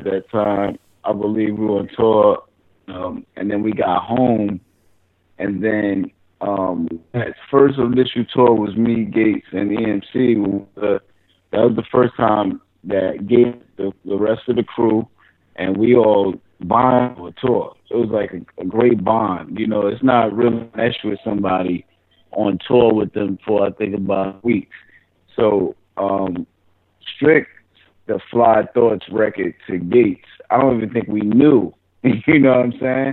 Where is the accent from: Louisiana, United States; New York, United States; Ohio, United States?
New York, United States; New York City; also born or lived in Manhattan; I'm from Brooklyn, but I went to high school in Manhattan